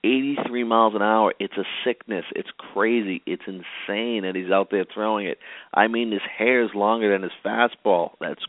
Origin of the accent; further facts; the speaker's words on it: Boston, Massachusetts, United States; moved away as an adult; now in Jacksonville, United States; I grew up in Boston, Massachusetts, though. Now I live in Jacksonville, Florida.